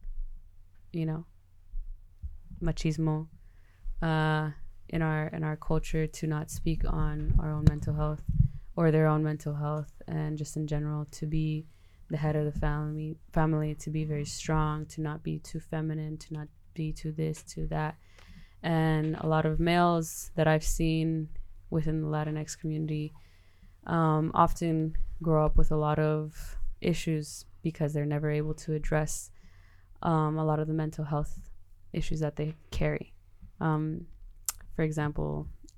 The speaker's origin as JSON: {"language": "English", "town": "Los Angeles", "region": "California", "country": "United States", "moved": "yes", "said": "I'm from Los Angeles, California, not the real LA, outside Outer Banks of LA or anything like that, the suburbs or anything like that. I'm from South Central California."}